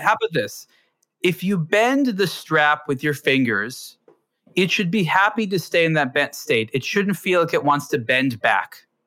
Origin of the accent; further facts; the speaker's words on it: California, United States; growing up in California